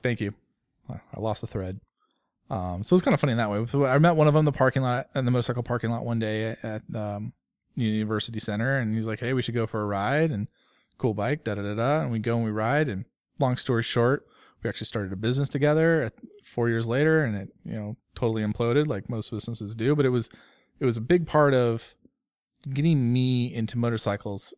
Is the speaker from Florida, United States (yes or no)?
no; Bay Area, California, United States; I grew up in California, in the Bay Area, uh, as a sixth generation Californian